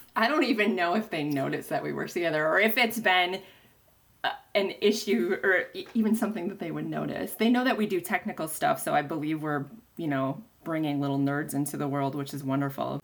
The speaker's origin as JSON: {"language": "English", "town": "Stevens Point", "region": "Wisconsin", "country": "United States", "tie": "born or raised there", "said": "I'm actually from Stevens Point, so I went to college in my hometown."}